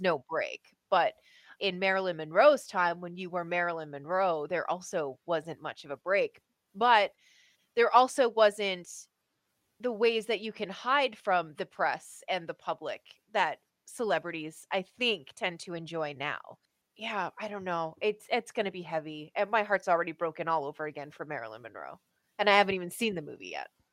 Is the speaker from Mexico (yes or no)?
no; Canada; As a Canadian